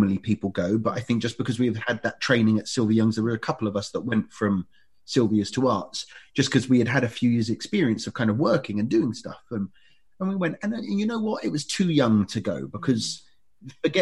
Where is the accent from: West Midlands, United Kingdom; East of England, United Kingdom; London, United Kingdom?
London, United Kingdom; Ilford; where I grew up in Ilford